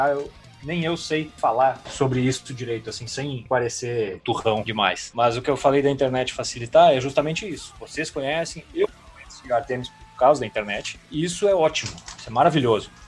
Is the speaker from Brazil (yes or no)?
yes; Rio Grande do Sul, Brazil; now in Belo Horizonte, Brazil; eu saí do Rio Grande do Sul em 2002, vim para Belo Horizonte para montar banda com um cara daqui e tal